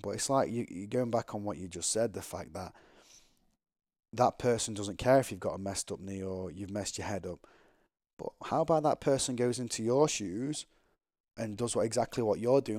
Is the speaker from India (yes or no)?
no; England, United Kingdom; I'm from England